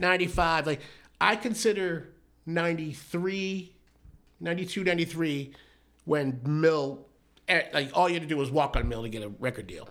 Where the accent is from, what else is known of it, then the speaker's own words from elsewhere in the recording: Brockton, Massachusetts, United States; moved away as an adult; also born or lived in Bedford, Massachusetts / Rocky Point, Mexico; now in Arizona, United States; I grew up in Massachusetts